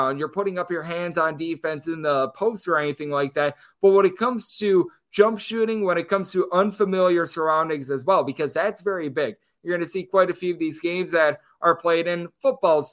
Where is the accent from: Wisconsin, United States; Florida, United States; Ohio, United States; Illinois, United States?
Wisconsin, United States; moved away as an adult; now in Las Vegas, United States; my home state of Wisconsin